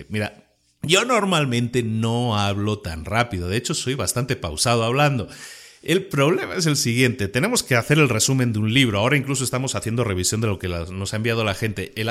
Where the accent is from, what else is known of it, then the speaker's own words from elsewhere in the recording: Spain; now in Puebla, Mexico; aunque mi acento no lo delate tanto, soy, soy español que vive en México desde hace ya unos cuantos años y este podcast se graba en Puebla, México